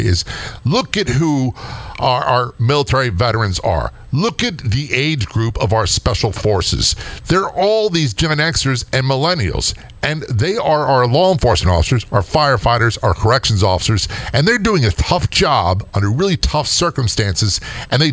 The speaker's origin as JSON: {"language": "English", "region": "Southern Maryland", "country": "United States", "also_born_or_lived": "Baltimore", "said": "I came from Southern Maryland."}